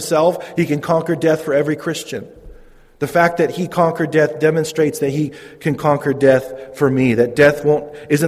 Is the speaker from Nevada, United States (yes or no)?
no; Modesto, California, United States; I'm from Modesto. I grew up in Modesto, not really a small town.